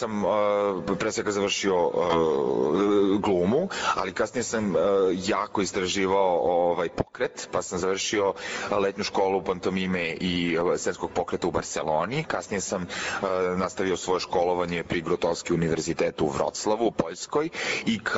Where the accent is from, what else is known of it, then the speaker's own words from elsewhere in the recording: Niš, Nišava District, Serbia; E, ja sam glumac, Nišlija sam.